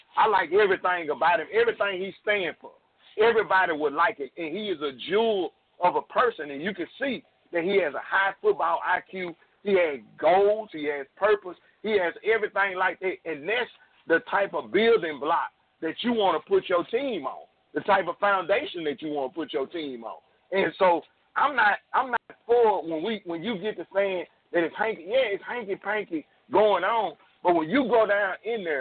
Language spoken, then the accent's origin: English; North Louisiana, United States; I'm from North Louisiana